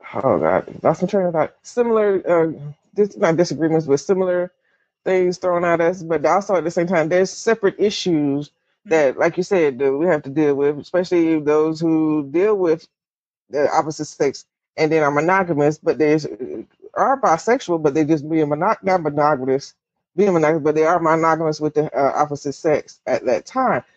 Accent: the South, United States; I grew up in the South Baptist

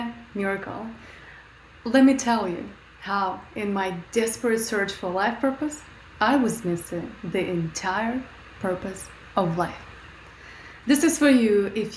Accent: Russia; moved away; I grew up in Russia, very poor, eating only potatoes and onions.

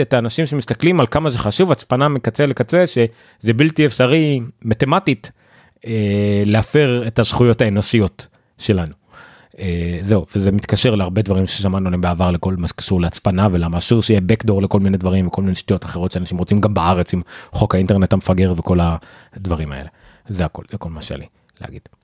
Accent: Israel

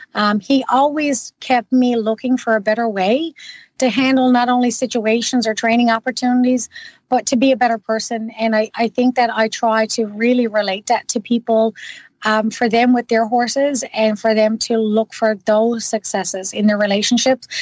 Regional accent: Newfoundland and Labrador, Canada; now in Ottawa, Canada; I'm originally from Newfoundland. Now I've been gone for quite a long time

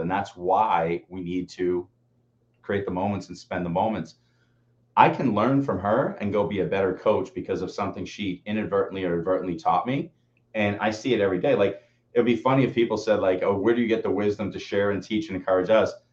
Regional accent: Peabody, Massachusetts, United States; We grew up in Peabody

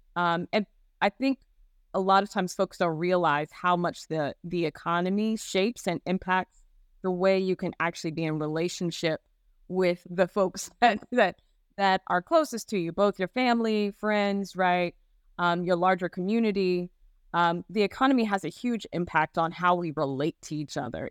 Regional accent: Gary, Indiana, United States; I had a very positive experience growing up in Gary

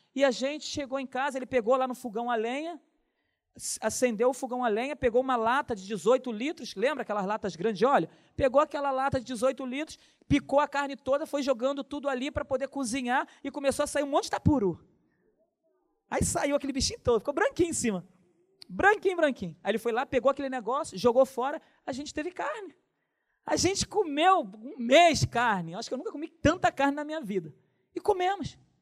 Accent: Nova Iguaçu, Rio de Janeiro, Brazil; Quando eu era pequeno, lá em Nova Iguaçu

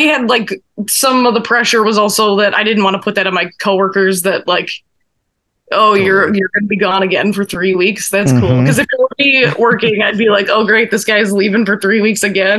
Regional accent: Orland Park, Illinois, United States; also born or lived in Chicago; growing up in Orland Park.

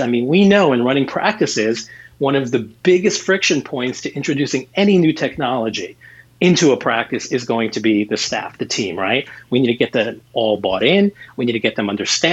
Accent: New York, United States; I'm a New Yorker.

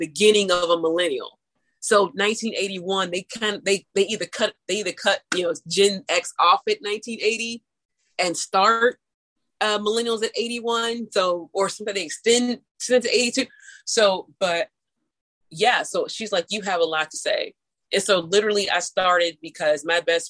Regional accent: St. Louis, Missouri, United States; where I grew up in St. Louis, St. Louis is a French city anyway

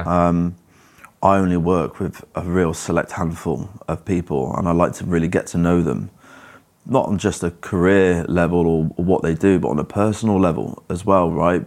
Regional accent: Cheltenham, South West England, United Kingdom; I grew up in Cheltenham

